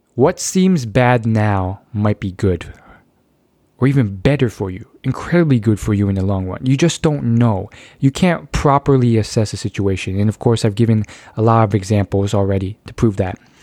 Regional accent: United States; I was born in the United States of America

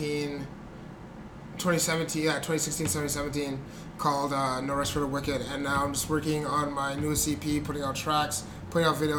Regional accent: Vancouver, British Columbia, Canada; also born or lived in Burnaby; I grew up in East Van and Burnaby

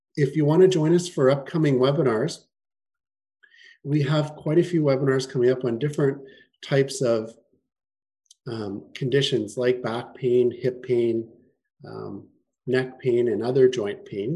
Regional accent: Winnipeg, Manitoba, Canada; moved away as an adult; also born or lived in Toronto; now in Kelowna, Canada; I'm from Winnipeg originally. That's where I grew up.

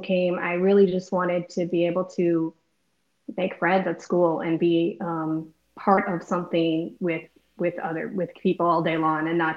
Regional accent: Wisconsin, United States; moved away as an adult; now in Texas, United States; I grew up in Wisconsin. I lived in the same house for 18 years

